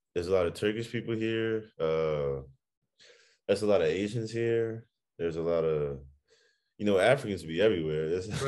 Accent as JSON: {"language": "English", "country": "United States", "moved": "as an adult", "lives_now": "Germany", "said": "United States."}